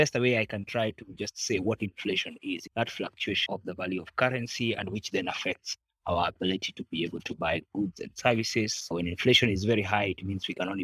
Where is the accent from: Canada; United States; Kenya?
Kenya; I am a Kenyan, patriotic one